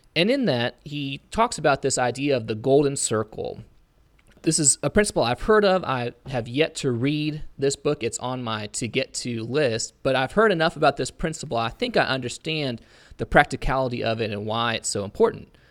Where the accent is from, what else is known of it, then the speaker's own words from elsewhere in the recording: Auburn, Indiana, United States; I'm originally from Auburn, Indiana